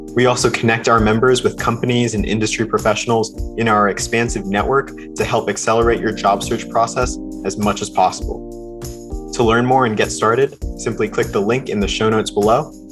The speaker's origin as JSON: {"language": "English", "region": "North Carolina", "country": "United States", "said": "I'm from North Carolina"}